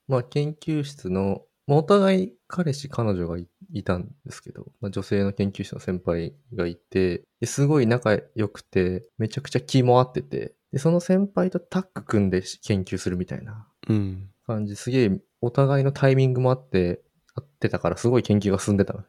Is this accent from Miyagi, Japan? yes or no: yes; Tomiya, Miyagi, Japan; moved away; 俺の実家がある富谷